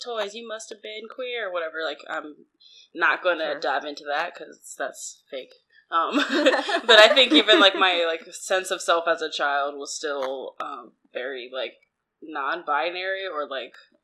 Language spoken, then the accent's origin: English; New Jersey, United States; I'm from South Jersey.